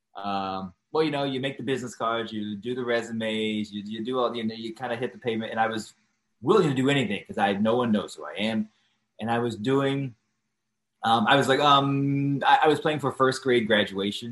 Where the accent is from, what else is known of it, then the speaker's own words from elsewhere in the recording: Washington, District of Columbia, United States; moved away as an adult; also born or lived in Atlanta / New York; I'm from Washington, D.C.